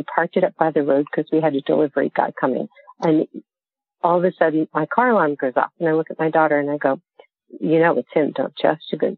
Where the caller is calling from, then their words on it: Raleigh, North Carolina, United States; I'm calling from Moldy Raleigh.